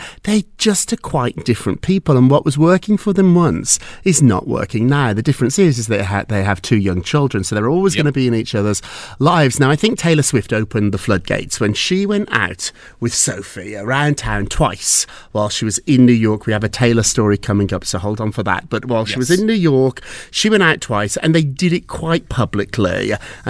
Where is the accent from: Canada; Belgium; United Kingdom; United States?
United Kingdom; England; born there; also born or lived in Edinburgh, Scotland; Well, I went to school there. I'm from England. I was born